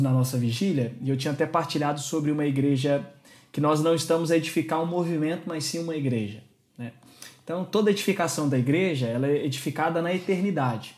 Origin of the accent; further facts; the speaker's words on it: Brazil; now in Lisbon, Portugal; é um nome alemão, eu tenho um apelido português que é …, mas eu sou brasileiro